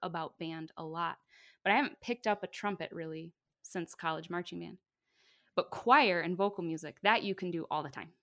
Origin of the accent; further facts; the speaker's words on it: Bay City, United States; where I come from in Bay City, you know, band is a family